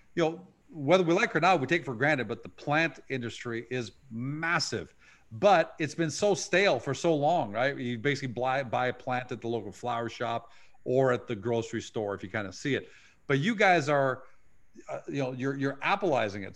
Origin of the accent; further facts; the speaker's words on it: Canada; we grew up with in Canada with Hudson's Bay